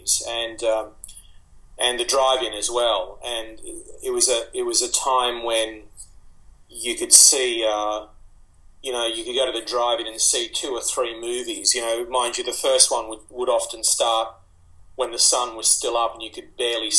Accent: Sydney, New South Wales, Australia; also born or lived in Egypt; We came here when I was three, and I was born in Egypt, as my parents were, and we moved into a housing commission flat in Waterloo in Sydney

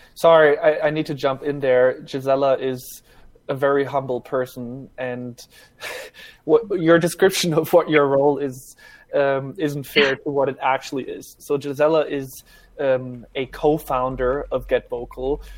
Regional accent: Germany; now in United States; I grew up in Germany, even.

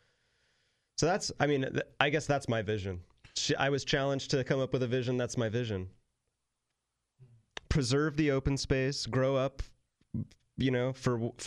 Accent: Sacramento, California, United States; moved away; I'm from Sacramento

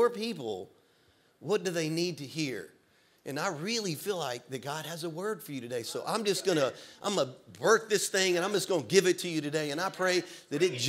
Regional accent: Louisiana, United States; moved away as an adult; now in Florida, United States; when I was a kid growing up in Louisiana

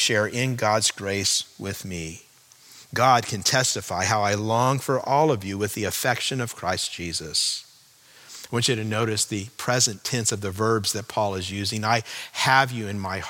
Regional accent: California, United States; moved away as an adult; also born or lived in Chicago, Illinois; I grew up in California

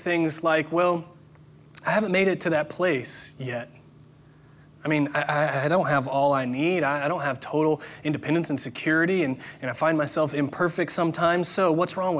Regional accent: Indiana, United States; I'm from the Midwest, Indiana specifically

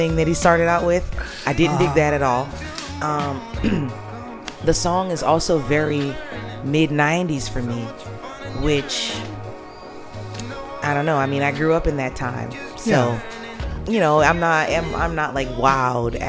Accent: New Orleans, Louisiana, United States; I'm born and raised in New Orleans

